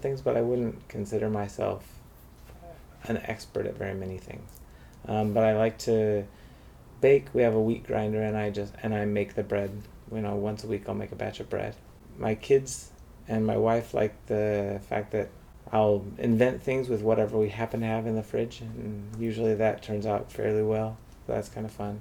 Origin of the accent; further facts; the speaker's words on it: Seattle, Washington, United States; moved away as an adult; also born or lived in Idaho / Provo, Utah / Heidelberg, Germany; I was born in Idaho, was raised in the Seattle area